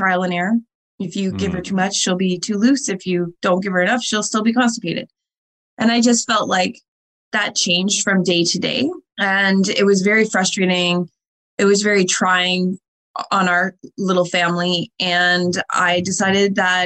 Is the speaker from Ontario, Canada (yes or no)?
yes; Windsor, Ontario, Canada; growing up in Windsor